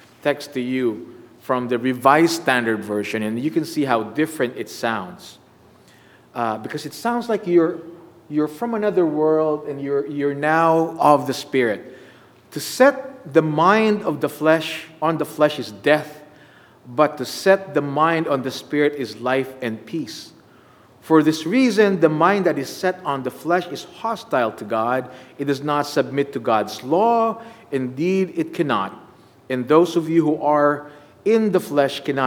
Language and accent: English; Philippines; now in United States; I was in my home country